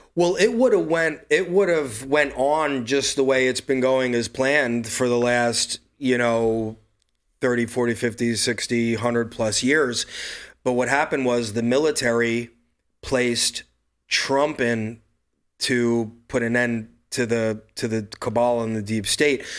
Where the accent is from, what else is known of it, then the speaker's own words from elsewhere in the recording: New York City, New York, United States; I'm from Brooklyn, New York